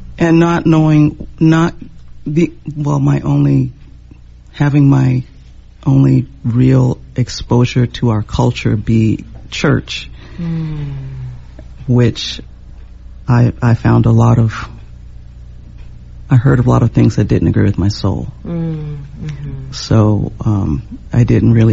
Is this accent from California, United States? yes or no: yes; San Jose, California, United States; growing up in San Jose, bordering Los Gatos